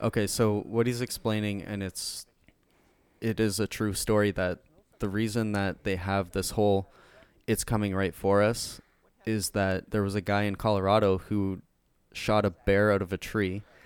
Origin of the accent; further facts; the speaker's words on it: Canada; We're Canadian